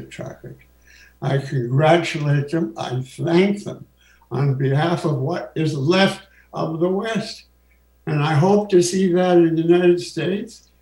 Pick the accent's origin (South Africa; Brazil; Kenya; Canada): Canada; I'm Canadian